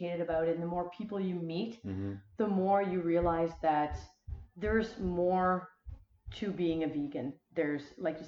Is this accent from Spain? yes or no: no; Wellington region, Prince Edward Island, Canada; I am born and raised in Prince Edward Island, specifically the Wellington region